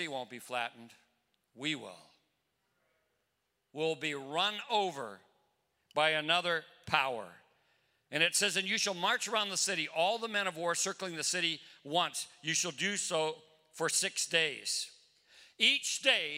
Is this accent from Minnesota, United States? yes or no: yes; Newport, Minnesota, United States; I grew up in Newport, Minnesota